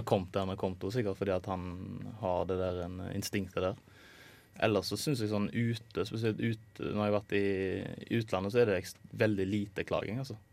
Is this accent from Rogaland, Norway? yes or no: yes; Haugesund, Rogaland, Norway; da jeg var bare hjemme i Haugesund